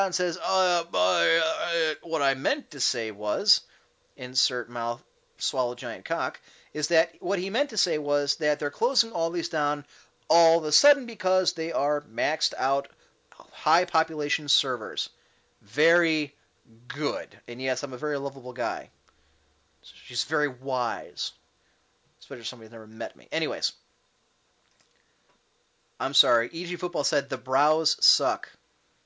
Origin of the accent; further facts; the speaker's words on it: Cleveland, Ohio, United States; I'm from Cleveland